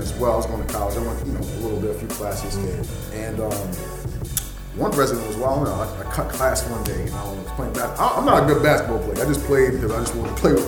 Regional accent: New York City, New York, United States; I'm from South Jamaica, Queens

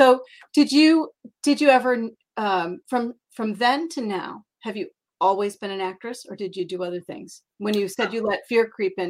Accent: Iowa, United States; We grew up in Iowa.

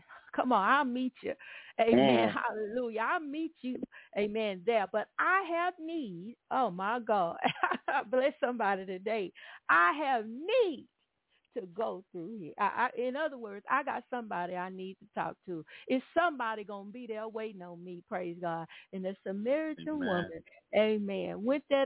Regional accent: Atlanta, Texas, United States; now in Houston, United States; I was coming up and revival came to our little town in Atlanta, Texas

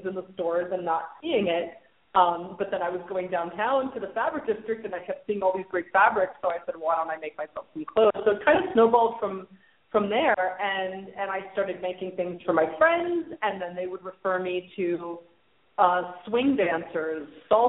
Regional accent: New York, United States; moved away as an adult; I was born in New York, and I lived there until I was 23.

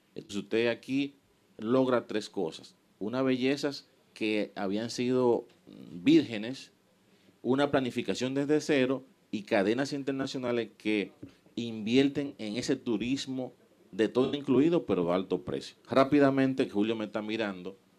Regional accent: Miches, El Seibo, Dominican Republic; yo nací en Miches

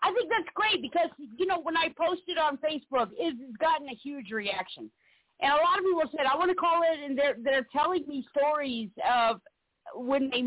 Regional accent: South Carolina, United States; I grew up in South Carolina

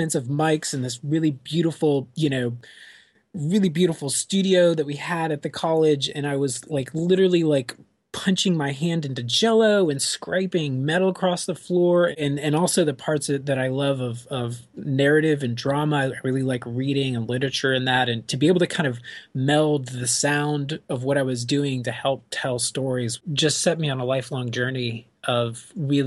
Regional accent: Florida, United States; I grew up in Florida

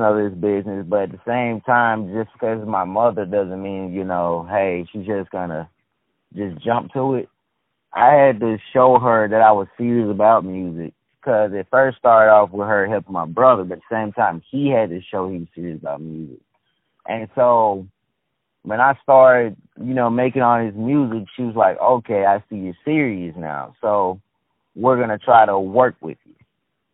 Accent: Selma, Alabama, United States; moved away as an adult; I'm from Selma, Alabama. I've been all my life. Just recently moved.

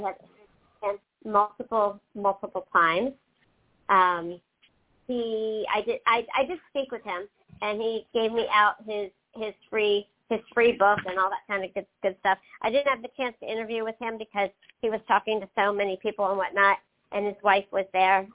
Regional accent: Pennsylvania, United States; now in North Carolina, United States; I grew up in Pennsylvania

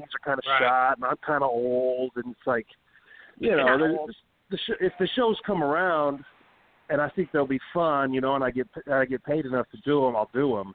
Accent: El Centro, California, United States; moved away; also born or lived in Phoenix, Arizona; El Centro, my hometown

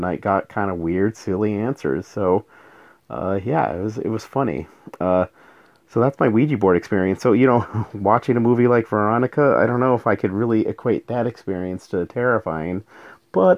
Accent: New Mexico, United States; moved away; I'm from New Mexico originally

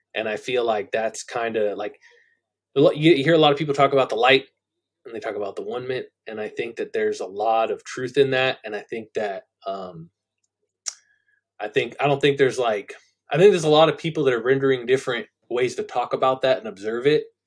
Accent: Central Valley of California, United States; moved away as an adult; also born or lived in San Jose, California; I was born in San Jose, California. I grew up in central in the Central Valley of California.

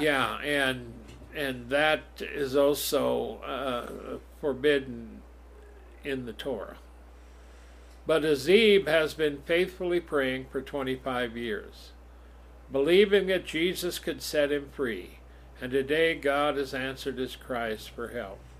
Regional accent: United States; raised in America

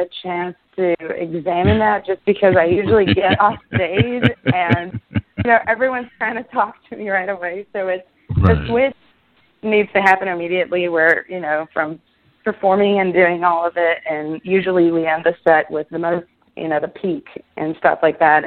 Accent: Israel; moved away as an adult; now in United States; I was born and raised in Israel. And then I moved here 5 years ago.

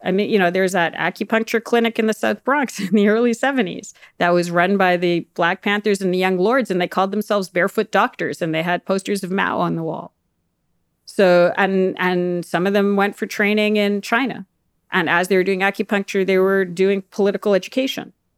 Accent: Canada; as a Canadian

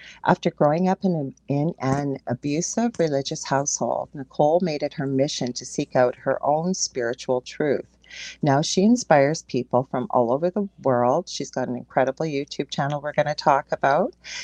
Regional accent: Canada; I am a Canadian clairvoyant medium

